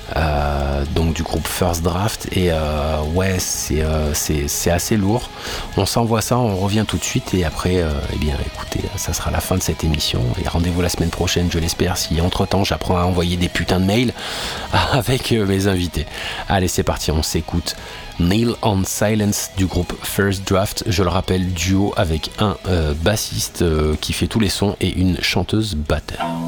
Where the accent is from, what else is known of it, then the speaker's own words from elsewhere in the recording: France; en tant que français